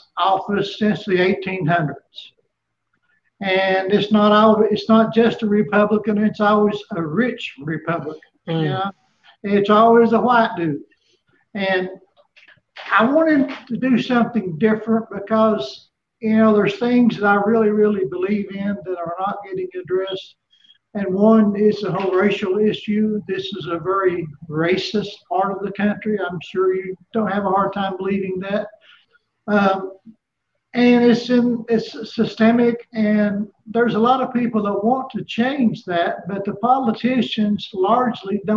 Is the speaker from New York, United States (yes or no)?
no; Johnson City, Tennessee, United States; also born or lived in Kingsport, Tennessee; I was born right here in Northeast Tennessee in Kingsport. I grew up in Johnson City, where I still live.